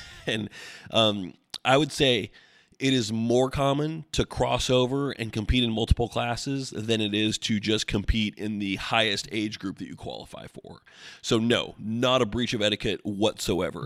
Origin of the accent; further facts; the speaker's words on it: Oregon, United States; growing up in Oregon